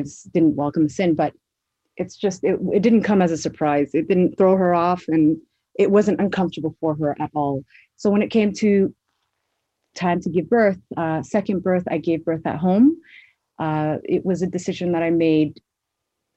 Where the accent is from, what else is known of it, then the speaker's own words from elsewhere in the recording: Toronto, Ontario, Canada; I am a Somali born and raised in Toronto, Canada